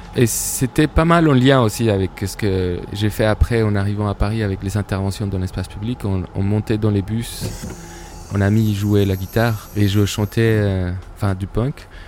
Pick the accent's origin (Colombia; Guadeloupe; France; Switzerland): Colombia; Bogotá; French is a second language; moved away; Je suis né et grandi en Colombie, à Bogota, dans différents quartiers